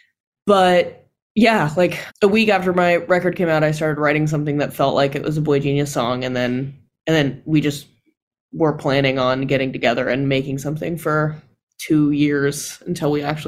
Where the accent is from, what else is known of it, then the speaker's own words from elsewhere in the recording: California, United States; I'm from California.